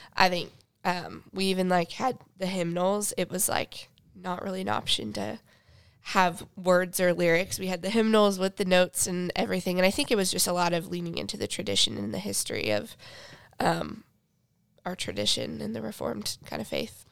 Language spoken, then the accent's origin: English; Sutton, Nebraska, United States; moved away as an adult; also born or lived in Phoenix, Arizona; I grew up in Sutton, Nebraska